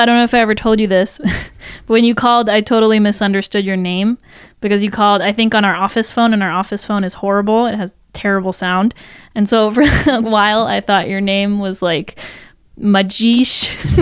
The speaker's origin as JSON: {"language": "English", "country": "Italy", "tie": "born or raised there", "also_born_or_lived": "Paris, France", "said": "I grew up in, like, a this like beautiful house in the countryside in Italy"}